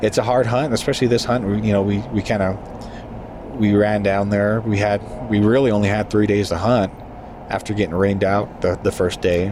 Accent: southern New Mexico, United States; being from there

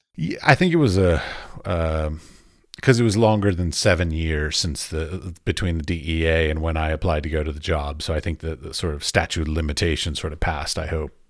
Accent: Washington, District of Columbia, United States; moved away as an adult; now in Europe; I grew up in Washington, D C

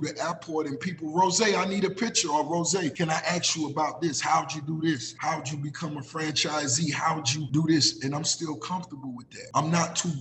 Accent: Miami, Florida, United States; Growing up in Miami

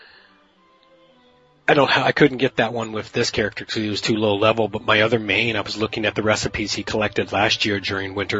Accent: California, United States; now in British Columbia, Canada; I was raised in California where I saw his commercials all the time.

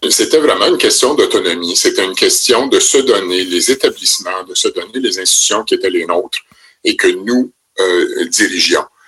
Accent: Penetanguishene, Ontario, Canada; also born or lived in Brampton, Ontario / Sudbury region, Ontario; je suis né à Brampton, j'y ai passé un an uniquement. Euh, par la suite, mon père a poursuivi sa carrière dans la région de Penetang

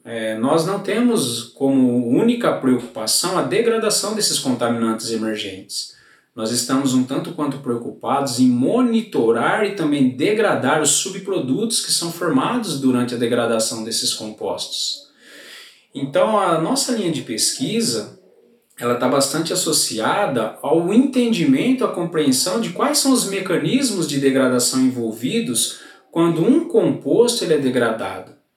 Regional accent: Gavião Peixoto, São Paulo, Brazil; sou natural da cidade de Gavião Peixoto

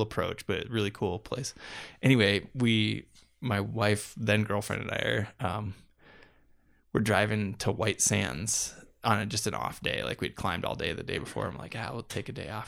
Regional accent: Iowa, United States; moved away; also born or lived in Denver, Colorado; the small town Iowa newspapers that I grew up

